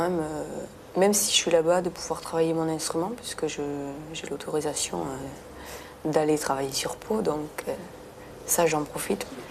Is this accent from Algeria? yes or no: no; Béarn, Nouvelle-Aquitaine, France; now in Versailles, France; j'ai beaucoup d'attaches avec mon pays natal, tout simplement parce que j'ai toute ma famille euh, dans la région, dans le sud-ouest, dans le Béarn